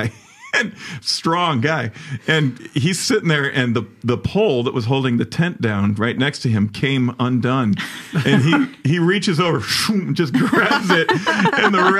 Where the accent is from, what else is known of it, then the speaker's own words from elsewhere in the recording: Chicago, Illinois, United States; the church I grew up in Chicago